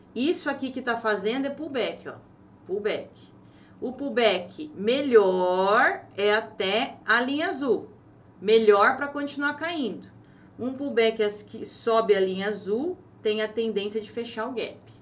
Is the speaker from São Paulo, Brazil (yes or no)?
yes; Ourinhos, São Paulo, Brazil; Se eu nasci em Ourinhos, estado de São Paulo, não sou brasileira?